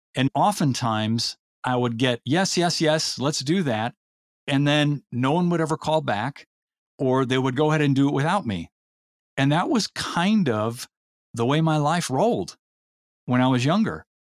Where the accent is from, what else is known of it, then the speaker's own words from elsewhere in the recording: Elmhurst, Illinois, United States; also born or lived in Indiana; born and raised in the Chicago area, suburb about fifteen miles from downtown Chicago called Elmhurst